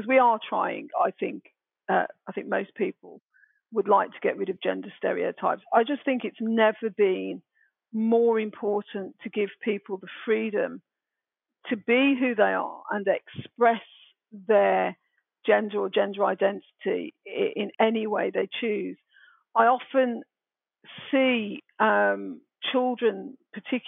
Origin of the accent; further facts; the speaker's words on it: Birmingham, West Midlands, United Kingdom; accent: Brummie; moved away; I had my broadest Brummie accent on